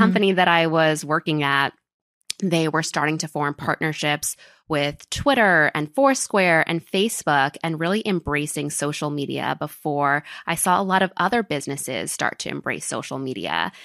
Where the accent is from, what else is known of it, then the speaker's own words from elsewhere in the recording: New York, United States; moved away as an adult; now in Miami, United States; I was born and raised in New York in a town called Riverdale, which is in the Bronx